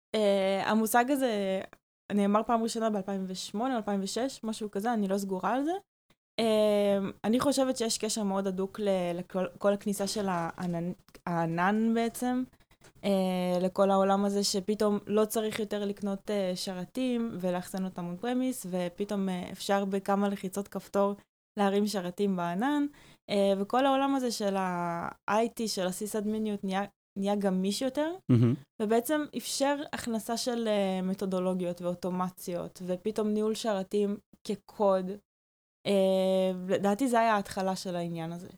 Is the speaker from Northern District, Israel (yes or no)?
yes; Karmiel, Northern District, Israel; now in Tel Aviv, Israel; אני מכרמיאל במקור